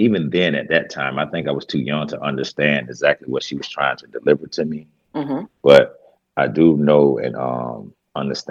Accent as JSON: {"language": "English", "town": "Greenville", "region": "South Carolina", "country": "United States", "tie": "born or raised there", "said": "I'm from Greenville, South Carolina. I was born and raised here"}